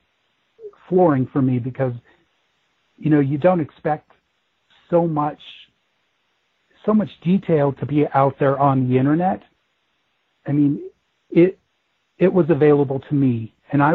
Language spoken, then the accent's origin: English; Denver, Colorado, United States; I was born and raised in Denver